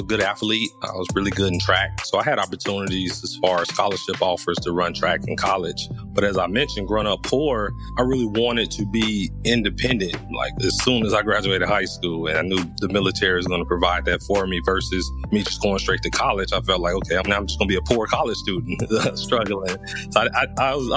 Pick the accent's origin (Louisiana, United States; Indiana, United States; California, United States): Indiana, United States; Gary; moved away as an adult; It's a rough place growing up in Gary